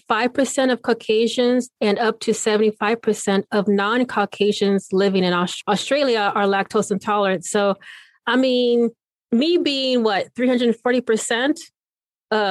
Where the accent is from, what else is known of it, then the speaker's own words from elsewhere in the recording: Okinawa, Japan; now in United States; I was born in Okinawa